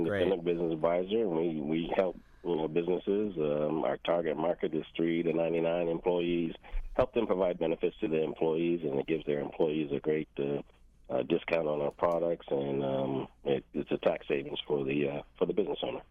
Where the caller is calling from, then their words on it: Hampton, Virginia, United States; also born or lived in Cape Cod, Massachusetts / Falmouth, Massachusetts; I am calling from Hampton, Virginia